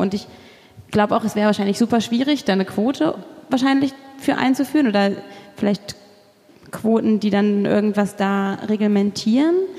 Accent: Kassel, Hesse, Germany; moved away; ich bin in Kassel zur Schule gegangen, da ist die Dokumenta

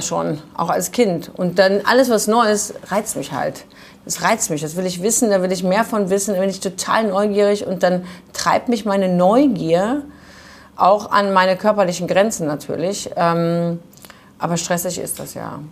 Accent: Düsseldorf, North Rhine-Westphalia, Germany; Ich bin in Düsseldorf geboren

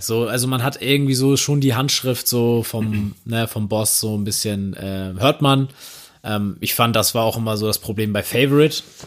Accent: Neumünster, Schleswig-Holstein, Germany; ich kenne das aus Neumünster

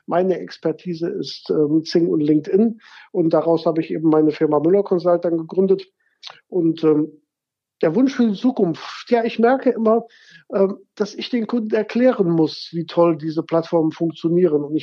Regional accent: Gummersbach, North Rhine-Westphalia, Germany; now in Cologne, Germany; bin 1999, wie eben gesagt, nach Köln gekommen. Ich meine, ich komme aus Gummersbach, das ist nicht so weit her

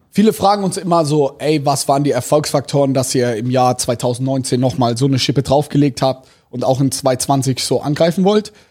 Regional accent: Germany; also wir als Deutsche, das ist unvorstellbar.

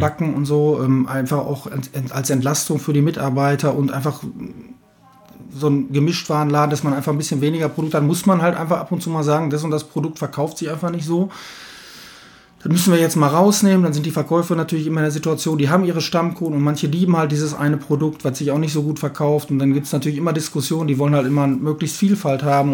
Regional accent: Bochum, North Rhine-Westphalia, Germany; eine gewisse Bodenständigkeit haben wir einfach auch hier bei uns im Ruhrgebiet, hier in Alten Bochum, ähm, lange, ja, langjähriger Betrieb

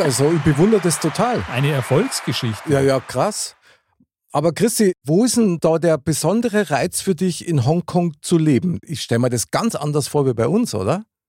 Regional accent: Bavaria, Germany; bei uns in Bayern

